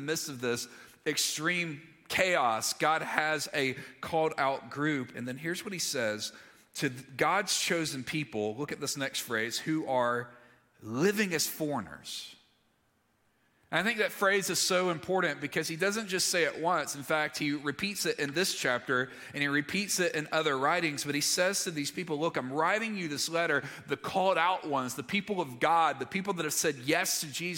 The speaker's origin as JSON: {"language": "English", "region": "Alabama", "country": "United States", "tie": "born or raised there", "also_born_or_lived": "Mississippi", "moved": "yes", "said": "I grew up in Alabama and then later Mississippi"}